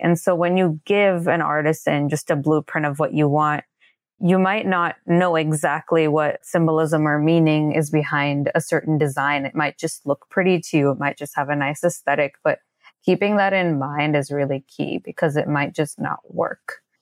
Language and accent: English; India; I am from India